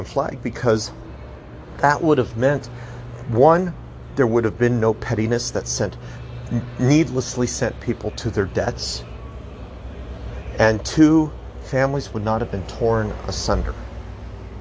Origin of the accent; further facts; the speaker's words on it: United States; speaking as American